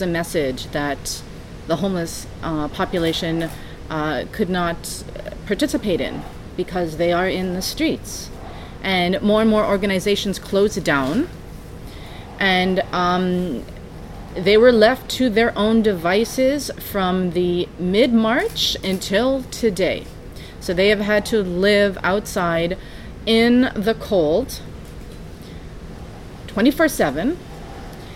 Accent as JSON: {"language": "English", "region": "Saskatchewan", "country": "Canada", "moved": "yes", "lives_now": "Montreal, Canada", "said": "I'm a Cree from Saskatchewan, Treaty 6"}